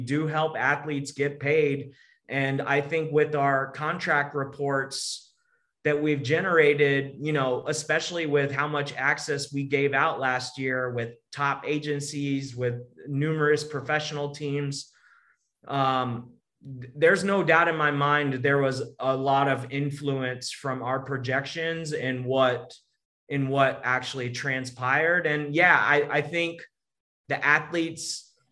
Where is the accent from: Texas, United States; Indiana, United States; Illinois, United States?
Texas, United States; I'm from Texas